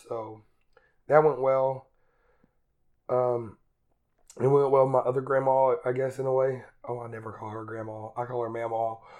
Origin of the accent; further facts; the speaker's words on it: Eastern Kentucky, United States; moved away as an adult; I grew up in Eastern Kentucky, very Republican, redneck